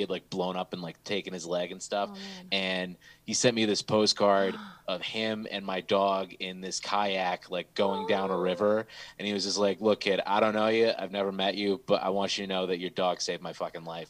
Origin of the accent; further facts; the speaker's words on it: Bloomfield, Michigan, United States; also born or lived in Southfield, Michigan; sixth grade, we moved from Southfield to Bloomfield